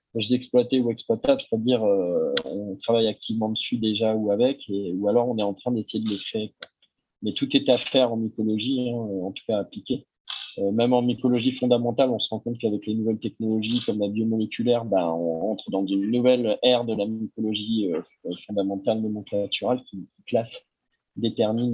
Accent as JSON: {"language": "French", "area": "Ardèche", "region": "Auvergne-Rhône-Alpes", "country": "France", "said": "je viens de Tardèche"}